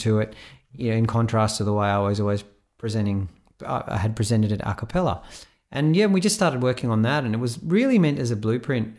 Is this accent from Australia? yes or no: yes; Sydney, New South Wales, Australia; also born or lived in Israel; now in Melbourne, Australia; Sydney, yeah, originally from Israel. I was born in Israel, and at the age of ten, uh, my family reloc-, relocated to Sydney